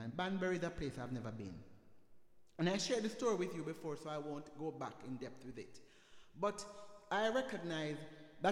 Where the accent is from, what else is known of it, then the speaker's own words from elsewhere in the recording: Jamaica; moved away; where I'm the only Jamaican